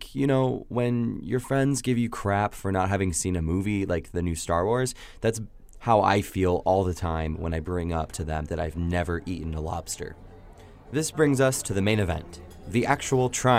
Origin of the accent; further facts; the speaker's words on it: Indiana, United States; I'm from Indiana